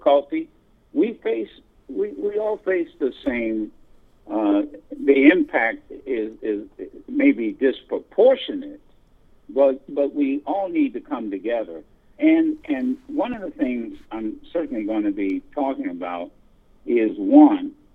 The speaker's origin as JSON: {"language": "English", "town": "Dayton", "region": "Ohio", "country": "United States", "tie": "born or raised there", "also_born_or_lived": "Detroit, Michigan / Flint, Michigan", "moved": "yes", "said": "I was born and reared in Dayton, Ohio."}